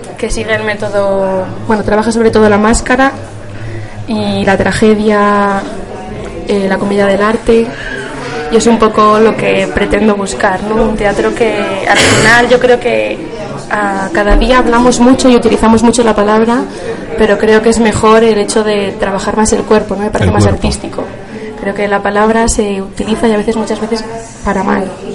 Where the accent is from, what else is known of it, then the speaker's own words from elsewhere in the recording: Cantabria, Spain; now in Valladolid, Spain; yo soy de Cantabria